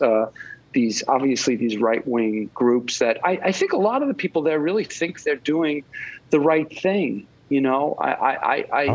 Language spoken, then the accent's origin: English; Long Island, New York, United States; now in Manhattan, United States; I grew up in Long Island in a middle class uh, family